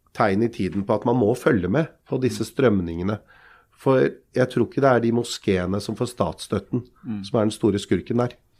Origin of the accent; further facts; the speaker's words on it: Lier, Buskerud, Norway; Jeg er jo fra Lie like ved Drammen.